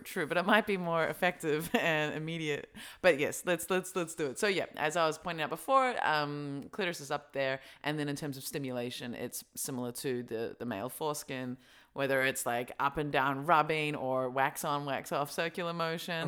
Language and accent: English; Australia; now in Berlin, Germany; growing up in Australia